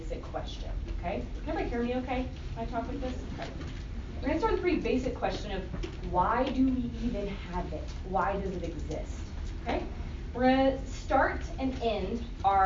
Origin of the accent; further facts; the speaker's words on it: Tennessee, United States; moved away as an adult; now in St. Louis, United States; I grew up in the South in Tennessee for most of my life